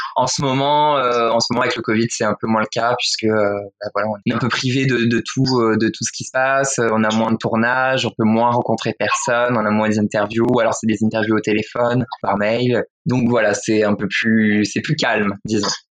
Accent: western France, France; moved away as an adult; now in Paris, France; je viens de province déjà, je viens de, l'ouest de la France

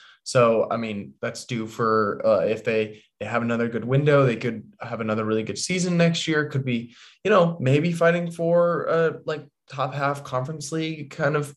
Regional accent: London, United Kingdom; I grew up in London

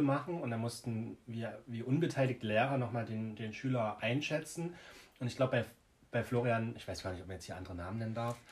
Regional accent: Jena, Thuringia, Germany; ich bin zwar ursprünglich aus Jena, aber habe halt auf dem Dorf gewohnt lange. Und da war meine Grundschule auf dem Dorf

